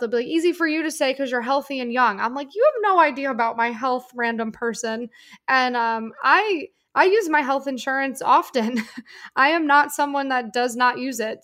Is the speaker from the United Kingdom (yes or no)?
no; Northeast, United States; I'm from the Northeast